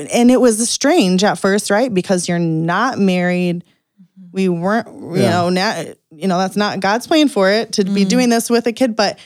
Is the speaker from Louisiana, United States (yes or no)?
no; Kansas, United States; moved away; also born or lived in Fremont; I grew up in Kansas